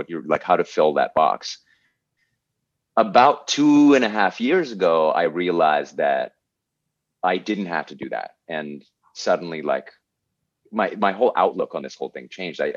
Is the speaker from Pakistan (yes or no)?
yes; Pakistan; moved away as an adult; I'm just here from Pakistan, right? Like I'm three paychecks away from having to move back to Pakistan